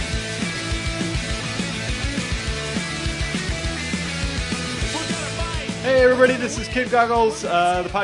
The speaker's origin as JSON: {"language": "English", "town": "Marlton", "region": "New Jersey", "country": "United States", "said": "Marlton, New Jersey"}